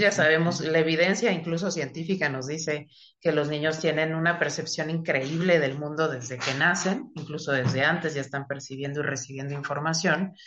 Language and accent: Spanish; Mexico City, Mexico; moved away; yo soy originaria de Ciudad de México, estudié en un colegio eh, católico eh, eh, que era de unas monjas, monjas francesas, entonces era un colegio de puras niñas